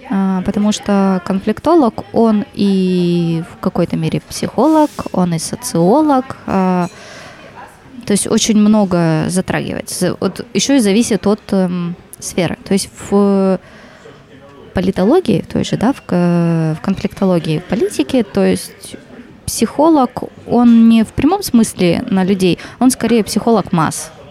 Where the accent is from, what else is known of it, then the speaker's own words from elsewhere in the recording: Khabarovsk, Khabarovsk Krai, Russia; я вообще приехала сюда из Хабаровска, и я подавала в несколько вузов в разных городах.